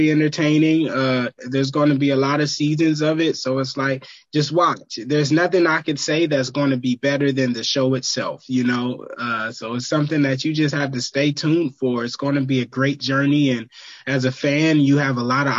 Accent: Vallejo, California, United States; I'm from Vallejo

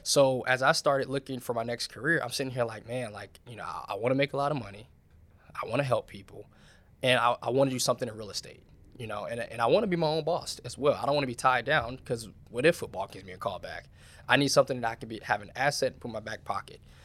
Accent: Charlotte, North Carolina, United States; moved away; I come from Charlotte

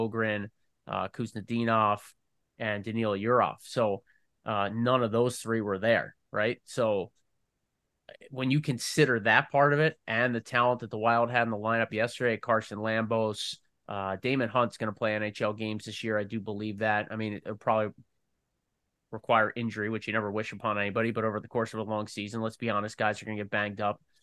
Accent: Philadelphia, Pennsylvania, United States; now in Minnesota, United States; where I grew up in Philly

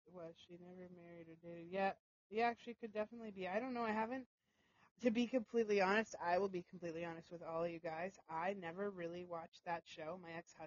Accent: Canada; I'm Canadian

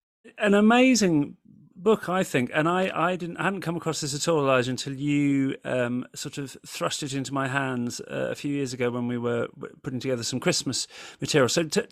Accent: Winchester, South East England, United Kingdom; accent: Yorkshire; now in Sheffield, United Kingdom; they'll be hearing the thick Yorkshire accent that I've acquired over 18 years living in Sheffield, but I am actually from Winchester originally, so there is a sort of local interest for me here

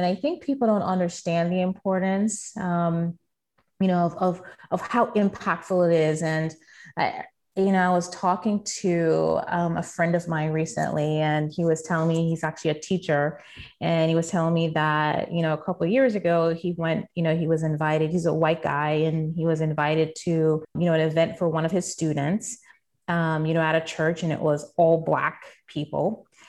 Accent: St. Thomas, U.S. Virgin Islands; So, you know, I tell people that, you know, growing up in St. Thomas, I didn't realize how much a privilege it was.

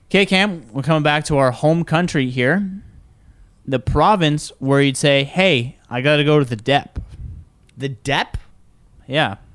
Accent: Michigan, United States; accent: Michigan; Incorrect. It's actually Michigan. So next time you're in Michigan and you need to say

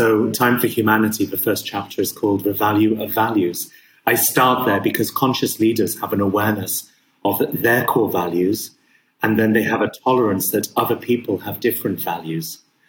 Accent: Abu Dhabi, United Arab Emirates; my father's Syrian, my mum's English, I was born and raised in Abu Dhabi.

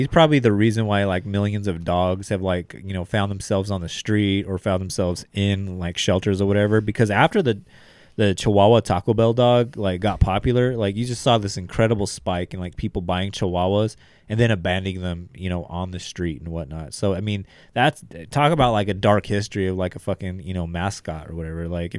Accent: Zimbabwe; I think he was African. I am from Zimbabwe.

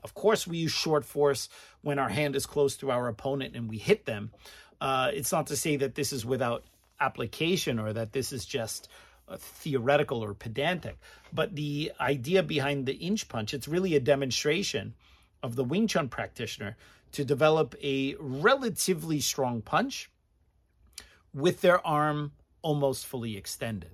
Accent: United States; as an American

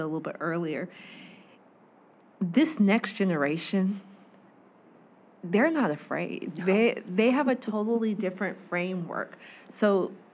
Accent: Georgia, United States; also born or lived in Waycross, Georgia; I'm born and raised in Georgia

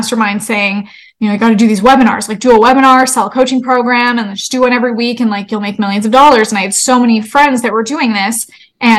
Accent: Canada; moved away as an adult; now in United States; I'm Canadian and I moved to the States

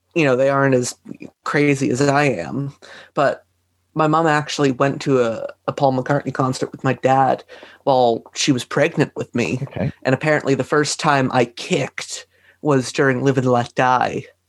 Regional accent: Canada; I'm from Canada

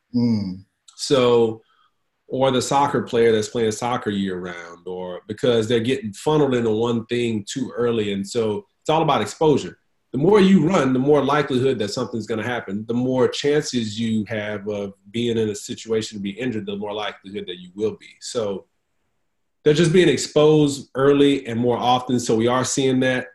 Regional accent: Houston, Texas, United States; now in Dallas Fort Worth area, United States; I'm from H Town

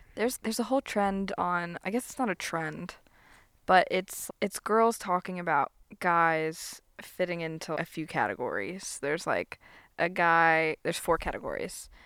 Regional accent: Florida Panhandle, United States; I was raised in the Panhandle

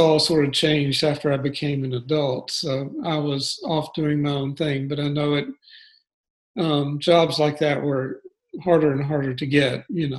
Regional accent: Birmingham, Alabama, United States; moved away as an adult; also born or lived in Gainesville, Florida; now in Atlanta, United States; I grew up in Birmingham, Alabama.

